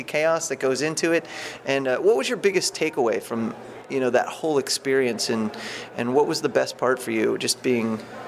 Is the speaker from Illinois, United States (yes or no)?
no; Warren, Ohio, United States; moved away; where I grew up in Warren, Ohio